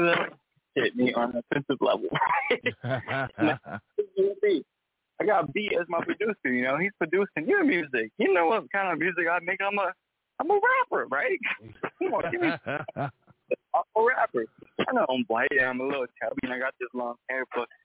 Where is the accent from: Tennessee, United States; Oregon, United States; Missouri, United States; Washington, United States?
Missouri, United States; St. Joseph; also born or lived in Kansas City, Missouri; I'm from St. Joseph, Missouri, and that's not too far from Kansas City